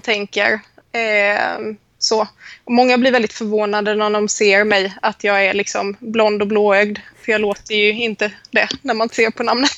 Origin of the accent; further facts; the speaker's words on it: Småland, Sweden; accent: Småland dialect; moved away as an adult; also born or lived in Sävsjö; now in Helsingborg, Sweden; jag mm. kommer, vilket man hör på min dialekt, ursprungligen från Småland